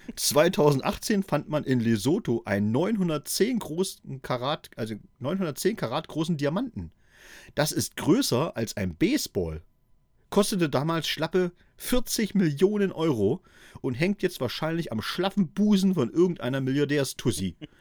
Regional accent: East Germany, Germany; in meiner Kindheit in der DDR

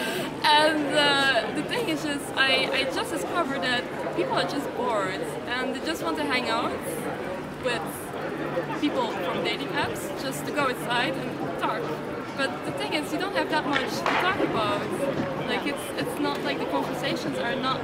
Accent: Brussels, Brussels-Capital Region, Belgium; English is a second language; I'm from Belgium. I'm from Brussels.

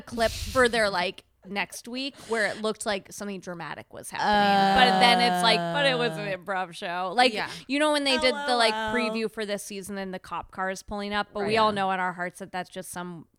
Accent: Denver, Colorado, United States; I'm from Denver

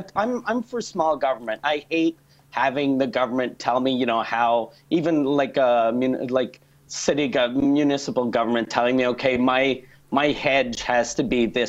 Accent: Quebec City, Quebec, Canada; I'm from Quebec City, and for some reason, Quebec City is like one of the only right-wing cities in Eastern Canada.

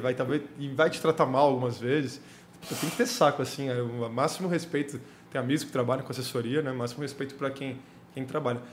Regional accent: Santos, São Paulo, Brazil; eu sou de Santos, nascido em Santos. É, morei em Santos até, fazer, até entrar na faculdade

